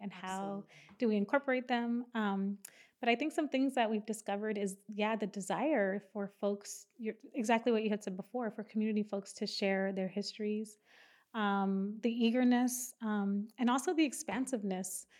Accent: San Antonio, Texas, United States; I was born and raised here in San Antonio

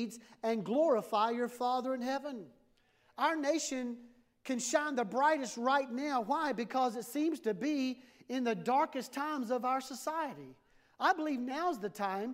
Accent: United States; as a pastor, as an American pastor

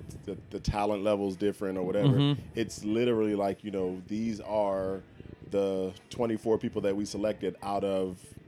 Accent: Philadelphia, Pennsylvania, United States; moved away as an adult; also born or lived in Orange County, California; now in Las Vegas, United States; I'm originally from Philly.

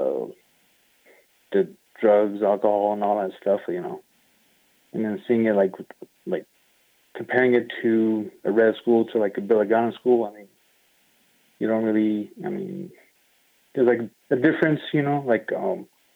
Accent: Sanders, Arizona, United States; I grew up in Sanders, Arizona, like a little reservation town.

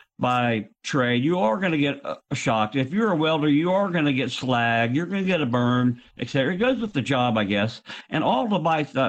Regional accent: Tampa, Florida, United States; moved away; I grew up in Tampa

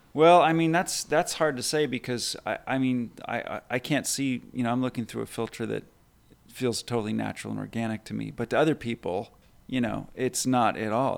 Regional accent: Burbank, California, United States; being kind of a shy and awkward kid growing up in Burbank

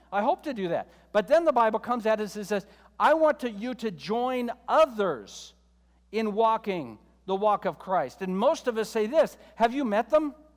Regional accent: United States; both you and I, as American believers

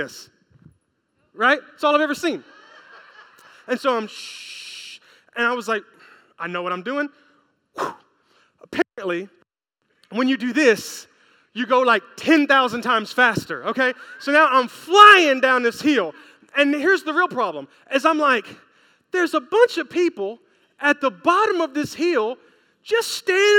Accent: Memphis, Tennessee, United States; I'm from Memphis, Tennessee

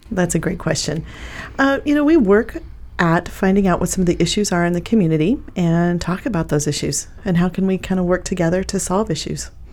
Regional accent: Pleasanton, Nebraska, United States; also born or lived in Kearney, Nebraska; I was raised in Pleasanton

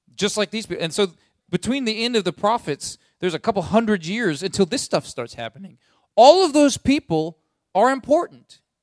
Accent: United States; as American people

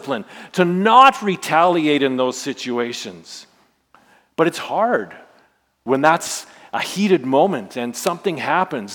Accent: Saskatchewan, Canada; I grew up in Saskatchewan, so you know I'm part of Rider Nation

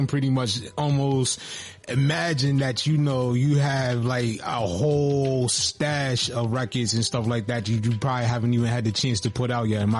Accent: Texas, United States; So, like, growing up in Texas, I know, like, you know, we mentioned a lot of the legends that come out of Texas.

